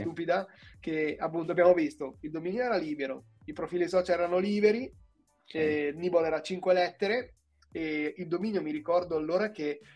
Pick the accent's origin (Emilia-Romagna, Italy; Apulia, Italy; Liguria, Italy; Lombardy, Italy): Lombardy, Italy; Bergamo; moved away as an adult; now in Milan, Italy; vengo da Bergamo, ma un po' di anni ormai che, che vivo a Milano